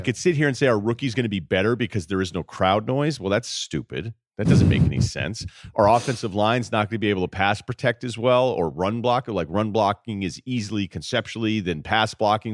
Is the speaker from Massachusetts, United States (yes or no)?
yes; Massachusetts, United States; I grew up in the Massachusetts area